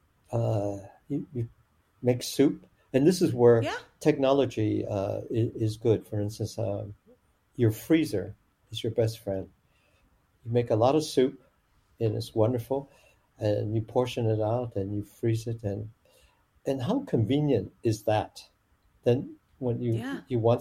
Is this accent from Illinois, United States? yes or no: yes; Chicago, Illinois, United States; first language Chinese; English is a second language; moved away; also born or lived in Tucson, Arizona / San Diego, California; we went to Chicago, and I grew up in Chicago, Chinatown, actually